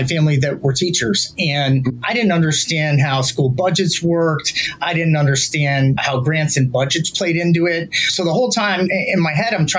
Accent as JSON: {"language": "English", "town": "Youngstown", "region": "Ohio", "country": "United States", "said": "I'm from Youngstown, Ohio"}